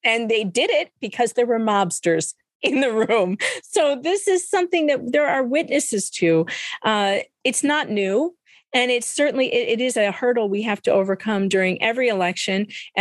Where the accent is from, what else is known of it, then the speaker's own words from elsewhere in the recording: Cook County, Illinois, United States; I'm from Cook County, okay? Cook County, Illinois